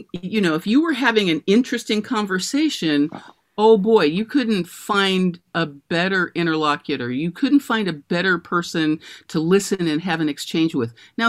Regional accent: Berkeley, California, United States; I grew up in Berkeley, California

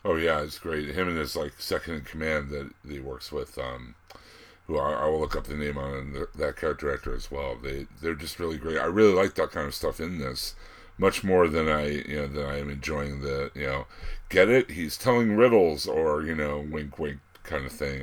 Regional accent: Pittsburgh, Pennsylvania, United States; accent: Pittsburgh; I'm from Pittsburgh and we just got voted as having the Ugliest accent in America

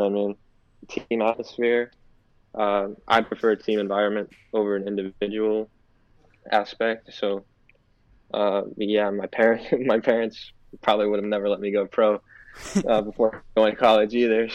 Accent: Florida, United States; I'm from Florida

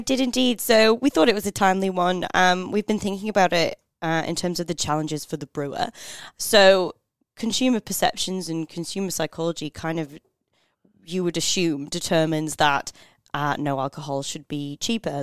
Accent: United Kingdom; now in Australia; being British

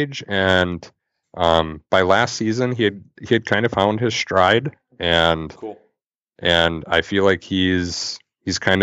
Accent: Thief River Falls, Minnesota, United States; now in Bemidji, United States; growing up in Thief River

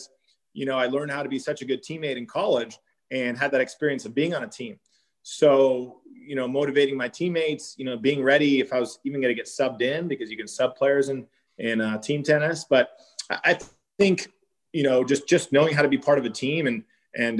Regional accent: San Diego, California, United States; moved away as an adult; also born or lived in Champaign, Illinois; growing up in San Diego, I never had a winter coat

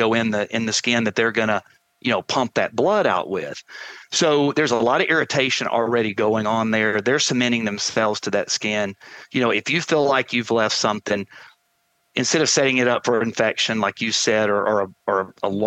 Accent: the South, United States; growing up in the South around gun dogs

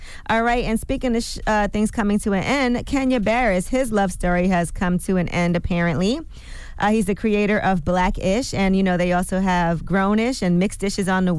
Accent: Brooklyn, New York, United States; I'm from Brooklyn, so it's in Brooklyn at Restoration Plaza.

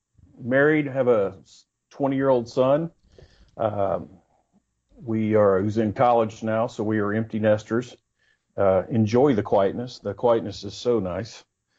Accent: Virginia, United States; born there; also born or lived in Texas; We were nomads. My dad was career military. So 10 schools in 12 years. You know, I've been all born in Virginia. I've lived in Texas most of my life.

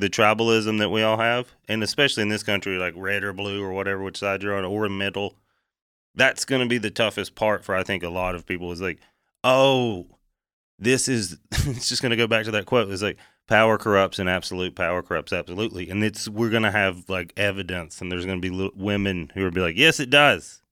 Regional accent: East Tennessee, United States; I come from East Tennessee

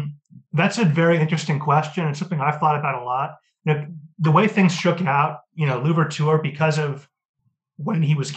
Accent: Seattle, Washington, United States; I'm from Seattle.

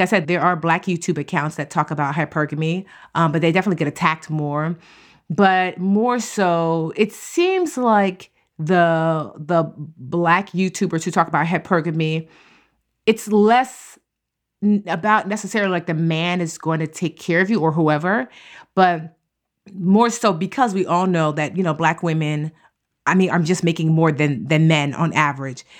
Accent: Nigeria; I'm Nigerian

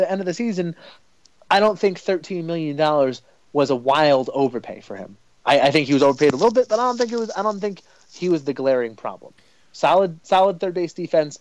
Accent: New Jersey, United States; I grew up in North Jersey

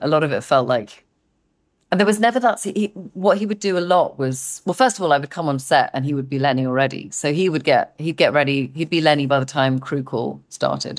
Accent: England, United Kingdom; I'm too English

